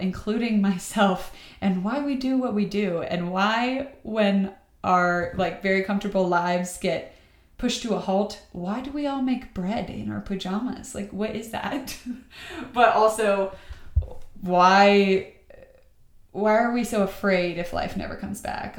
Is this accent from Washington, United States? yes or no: no; Atlanta, Georgia, United States; moved away as an adult; now in Austin, United States; I'm from Atlanta, Georgia. I moved out here during the global pandemic for a job.